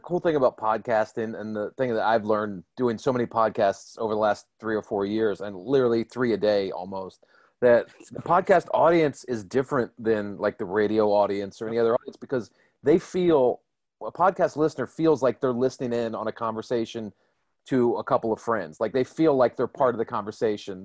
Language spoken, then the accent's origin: English; Washington, District of Columbia, United States; moved away; my hometown of Washington DC.